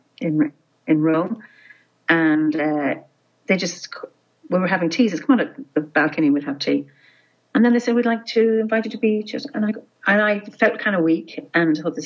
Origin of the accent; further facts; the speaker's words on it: Ireland; I'm Irish